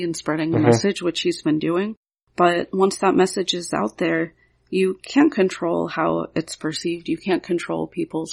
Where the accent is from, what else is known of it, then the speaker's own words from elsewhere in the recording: Pittsburgh, Pennsylvania, United States; growing up in Pittsburgh